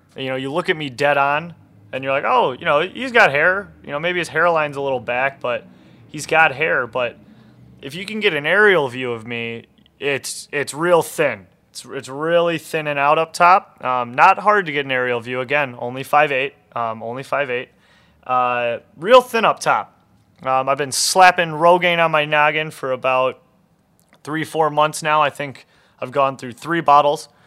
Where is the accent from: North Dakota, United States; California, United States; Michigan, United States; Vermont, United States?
Michigan, United States; Detroit; I was born and raised in Detroit proper, East English Village to be exact